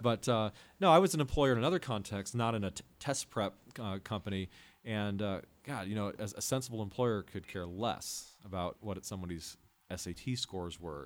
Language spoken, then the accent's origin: English; Midwest, United States; moved away as an adult; also born or lived in Los Angeles, California; I grew up in the Midwest